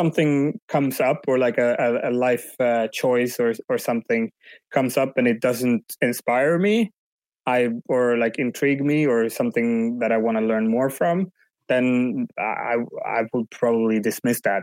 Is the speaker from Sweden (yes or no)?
yes; Umeå, Västerbotten County, Sweden; first language Swedish; English is a second language; moved away as an adult; also born or lived in London, England; now in Barcelona, Spain; at the moment I'm in Umeå, which is my hometown up north in Sweden